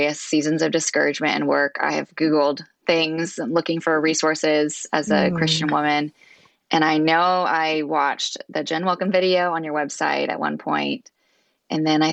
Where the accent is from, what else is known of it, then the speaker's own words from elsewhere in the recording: Wichita, Kansas, United States; moved away as an adult; also born or lived in Washington State; now in Northern Virginia, United States; I grew up in Wichita, Kansas, so very far from where I'm at now in Virginia.